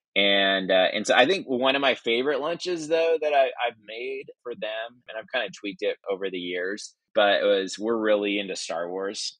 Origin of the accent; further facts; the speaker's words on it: Northern California, United States; moved away as an adult; also born or lived in Washington State; now in Oklahoma City, United States; moved, uh, down to Northern California, which is where I grew up